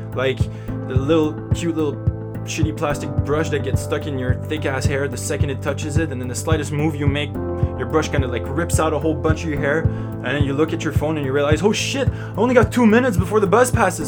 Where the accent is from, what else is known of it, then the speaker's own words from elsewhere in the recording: Montreal, Quebec, Canada; my hometown of Montreal